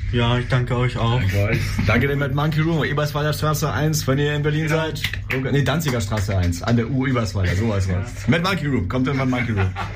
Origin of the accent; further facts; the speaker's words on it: Russia; moved away; ich komme aus Russland